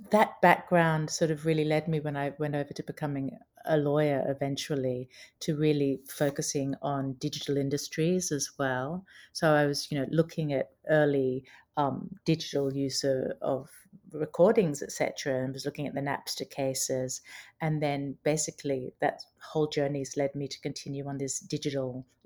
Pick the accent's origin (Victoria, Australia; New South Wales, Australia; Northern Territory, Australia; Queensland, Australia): Queensland, Australia; Brisbane; moved away as an adult; also born or lived in England / London; I was born in England, and I have Australian parents, and I grew up in Brisbane, Australia, and then I spent a lot of my adult life in in London, which is where I trained as a lawyer.